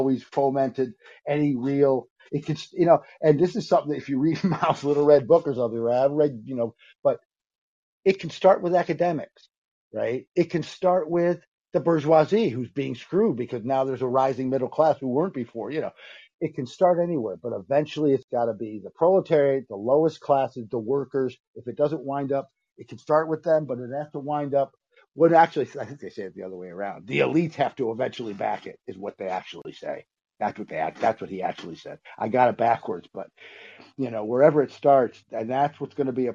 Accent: Syracuse, New York, United States; my hometown, Syracuse, New York

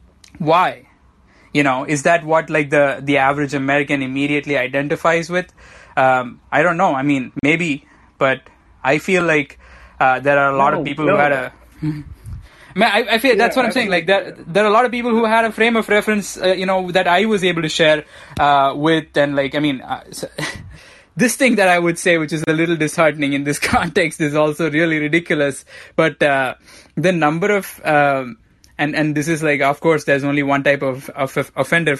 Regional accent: southern India, India; moved away; I come from the southern part of India

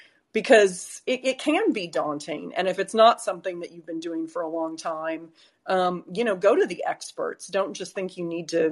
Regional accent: United States; now in London, United Kingdom; What is it like being American? That's funny. Well, I feel like, especially with all the mask wearing, I mean, people didn't really understand my accent to begin with.

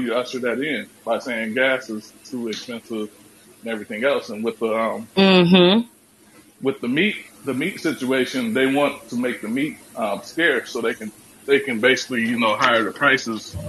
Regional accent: Iowa, United States; I'm from Iowa

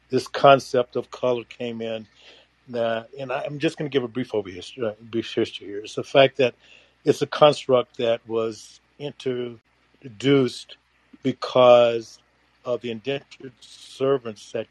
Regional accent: United States; I have an American of African descent, and I'm wholeheartedly American because there's no other home that I know of than America.

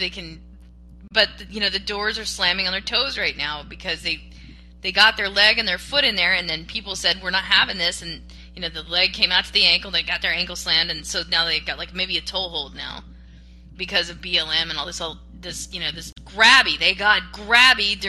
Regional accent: Gulf Coast, United States; I grew up on the Gulf Coast

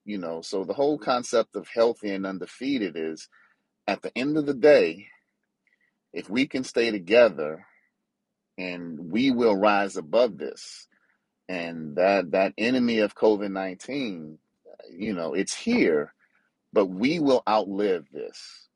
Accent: New Orleans, Louisiana, United States; I'm from New Orleans, and that's where my mother lives

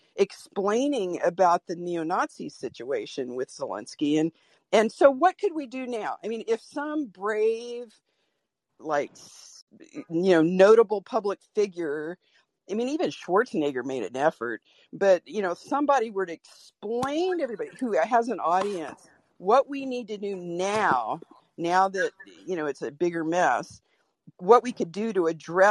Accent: Norfolk, Virginia, United States; now in Portland, United States; I was born in Norfolk, Virginia, the you know, epicenter of military everything

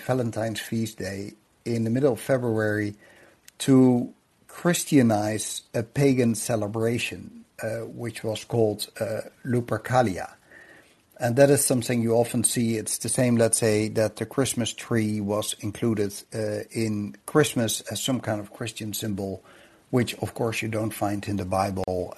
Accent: Netherlands; I grew up in the Netherlands

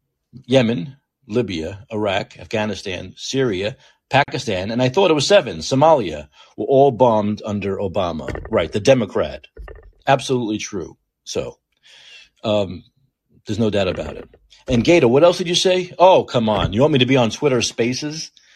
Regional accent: Canada; maybe being Canadian is one of the reasons why

